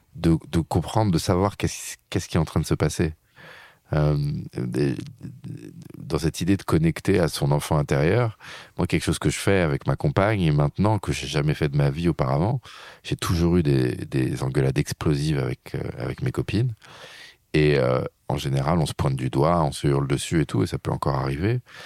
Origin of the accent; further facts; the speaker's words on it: France; je suis un Français